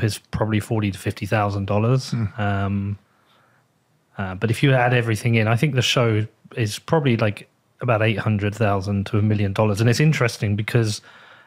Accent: United Kingdom; I'm from the UK

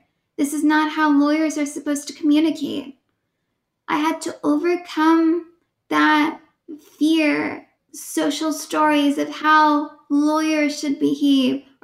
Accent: Oakland, California, United States; I was born and raised in Oakland, California.

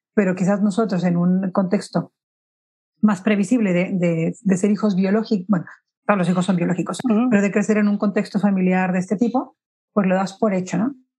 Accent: Mexico; now in Spain; yo soy mexicana, pero vivo en España

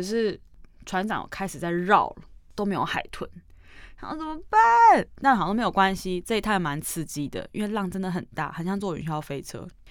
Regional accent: Taiwan; 我们是海的子民啊，我们是嗯。台湾人嘛嗯，岛国啊

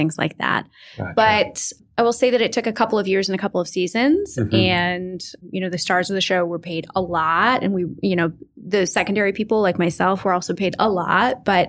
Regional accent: Orange County, California, United States; I'm from Orange County

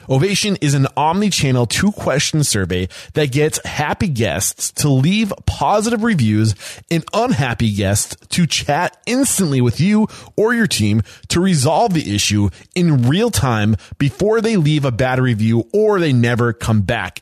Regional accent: Exeter, New Hampshire, United States; growing up in New Hampshire

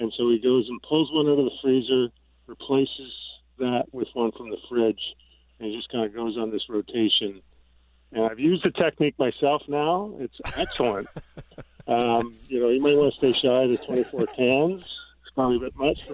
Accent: Canada; I'm Canadian

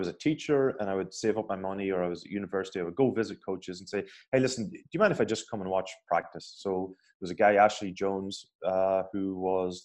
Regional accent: Ireland; being Irish

